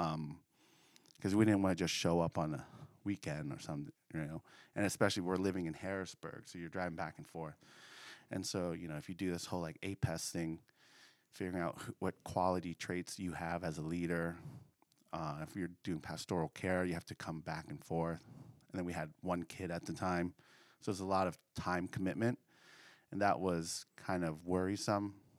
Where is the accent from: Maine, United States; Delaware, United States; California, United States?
Delaware, United States; Wilmington; now in Central Pennsylvania, United States; I was born and raised in Delaware, uh, the suburbs of Wilmington City.